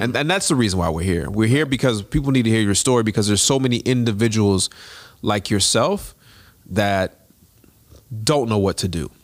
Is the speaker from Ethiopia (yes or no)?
no; Jamaica; I'm Jamaican.